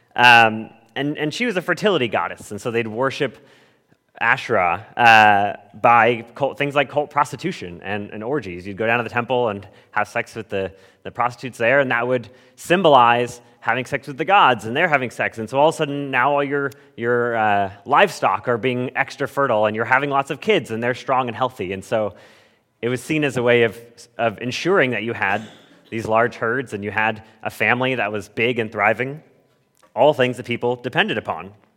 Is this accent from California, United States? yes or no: yes; Southern California, United States; moved away; I grew up in Southern California where we hardly got rain ever.